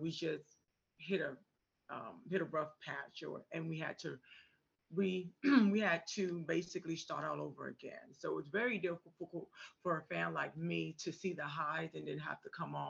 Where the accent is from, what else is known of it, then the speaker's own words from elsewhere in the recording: Atlanta, Georgia, United States; I'm originally from Atlanta. I was born and raised in Atlanta, and that's all that I know.